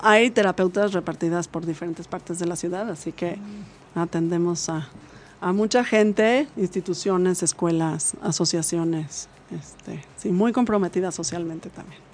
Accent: Mexico; esa es una misión que tenemos como mexicanos

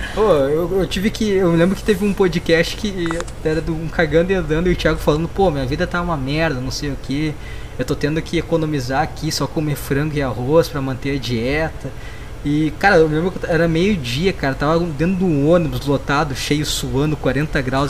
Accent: Rio Grande do Sul, Brazil; eu sou do Sul e eu também, cara, cara, Rio Grande do Sul

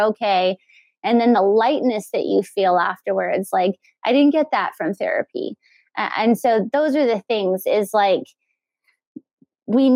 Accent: El Paso, Texas, United States; growing up in El Paso is the Mexican culture

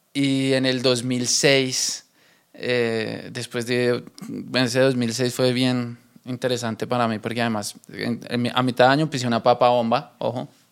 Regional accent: Bogotá, Colombia; nosotros en Bogotá tenemos un acento particular

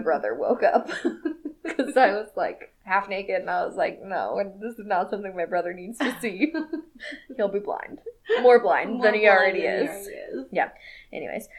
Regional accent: the South, United States; we're from the South

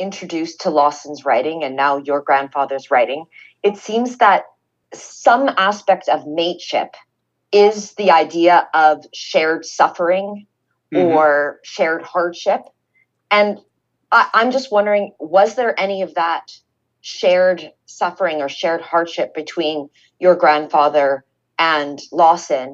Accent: Canada; I'm a Canadian

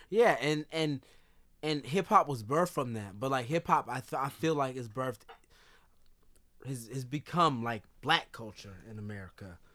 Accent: California, United States; moved away; also born or lived in Chicago; we're both from California.

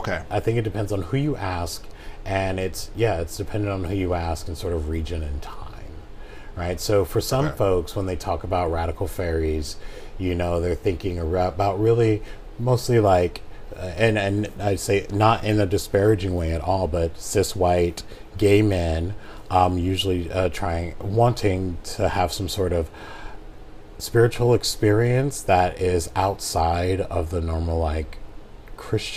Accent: Sacramento, California, United States; also born or lived in Portland, Oregon / San Francisco Bay Area; So I was born in Portland, Oregon. I moved to Sacramento in 1986. And I have spent a total of 25 years living in Sacramento.

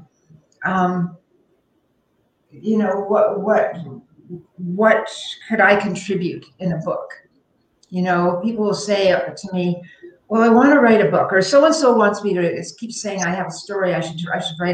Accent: Toronto, Ontario, Canada; moved away as an adult; also born or lived in Montreal; I lived in Montreal, but I was from Toronto

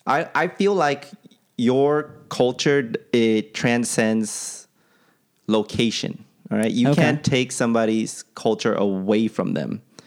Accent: United States; I'm Asian, right. I'm American

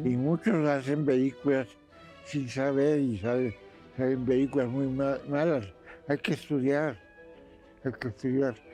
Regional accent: Mexico; first language Spanish; also born or lived in Russia; Soy mexicano y muy mexicano

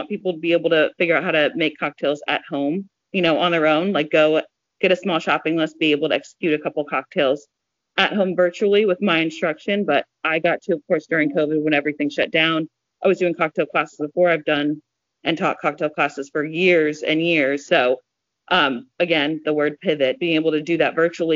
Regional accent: New Jersey, United States; moved away; South Jersey, I grew up getting water ice on the weekends

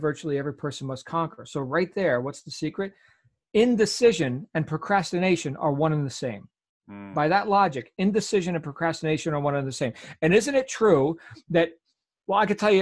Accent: Jersey Shore, New Jersey, United States; accent: New Jersey accent; moved away; I grew up on the Jersey Shore in New Jersey

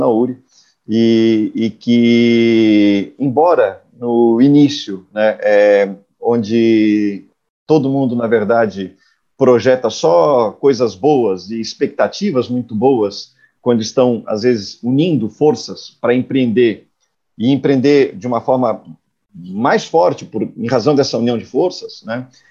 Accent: Blumenau, Santa Catarina, Brazil; now in Florianópolis, Brazil; eu sou nascido em Blumenau, uma, uma cidade aqui na região do, do Vale de Itajaí, é, moro em Florianópolis já há algumas décadas

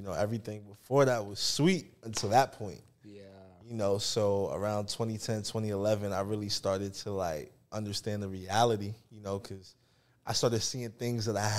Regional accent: New York, United States; I'm originally from New York, you know, born and raised.

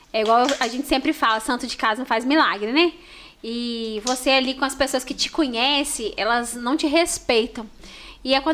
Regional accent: Cataguases, Minas Gerais, Brazil; nós somos de, de Cataguases.

